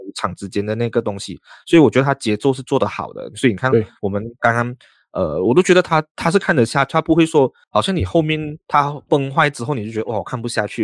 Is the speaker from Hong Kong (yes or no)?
no; Malaysia; 因为我们是马来西亚人啊